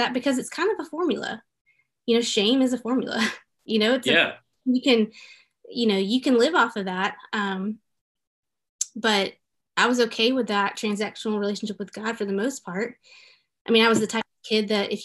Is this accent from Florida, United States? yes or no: no; Memphis, Tennessee, United States; moved away; I grew up in Memphis, Tennessee